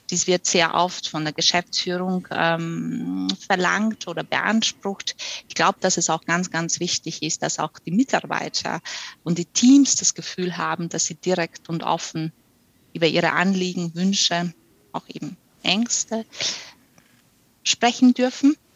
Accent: Austria; now in Germany; Wie man unschwer heraushören kann, komme ich nicht aus Bayern, ich komme aus Österreich ähm, und ich bin für meine aktuelle Position von Wien äh, nach äh, Bayern gezogen.

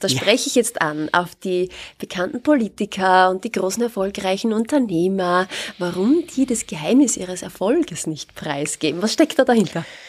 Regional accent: Austria; bei uns in Österreich

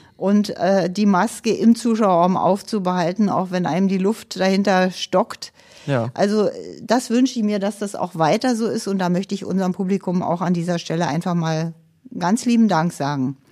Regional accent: Berlin, Germany; Ich komme aus dem Ostteil der Stadt Berlin

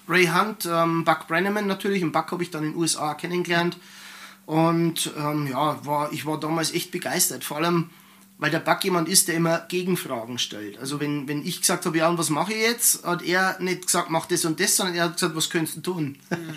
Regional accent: Germany; bei uns in Deutschland

